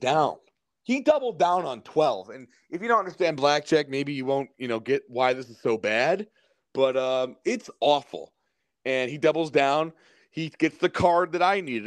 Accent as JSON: {"language": "English", "town": "Cleveland", "region": "Ohio", "country": "United States", "said": "we're from Cleveland"}